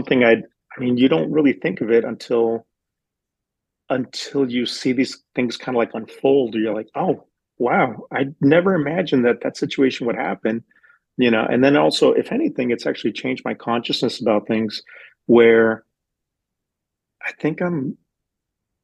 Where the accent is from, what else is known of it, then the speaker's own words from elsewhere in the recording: West Texas, United States; now in San Diego, United States; No, I'm from Texas. I'm from West Texas. So I've been in San Diego for about 20 years now.